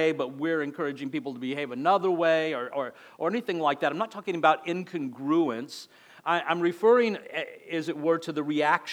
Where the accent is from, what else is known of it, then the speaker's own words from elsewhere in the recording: El Paso, Texas, United States; accent: border accent; moved away as an adult; now in Florida, United States; I grew up in El Paso, Texas, so it was more like, you know, a border accent